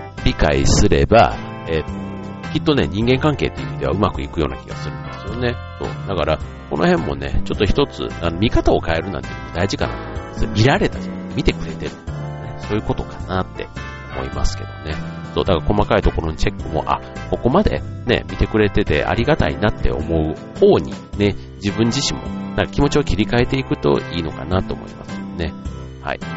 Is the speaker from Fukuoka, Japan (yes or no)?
no; Osaka, Japan; moved away; 僕の実家のある関西というか、ね、大阪